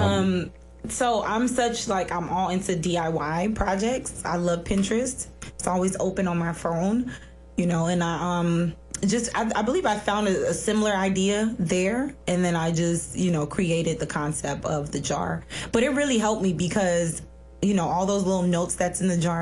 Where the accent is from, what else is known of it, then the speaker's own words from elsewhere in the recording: Miami, Florida, United States; growing up in Miami wasn't horrible